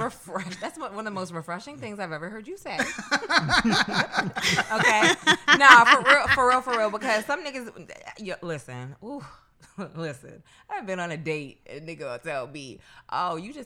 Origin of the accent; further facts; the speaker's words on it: New York City, New York, United States; Like, and don't get me wrong, I'm from New York, so yeah, a little stroll through Central Park, Prospect Park, whatever it is, the promenade, whatever it is cool.